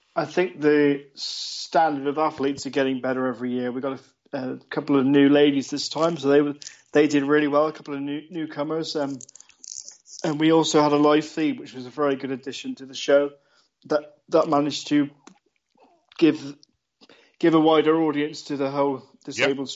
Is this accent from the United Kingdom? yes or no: yes; Chard, South West England, United Kingdom; my hometown of Chard Somerset